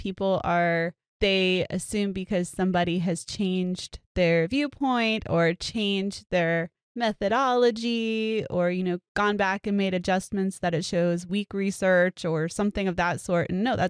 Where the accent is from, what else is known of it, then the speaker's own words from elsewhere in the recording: Florida, United States; I grew up in South Florida and I had Haitian friends and they spoke Creole.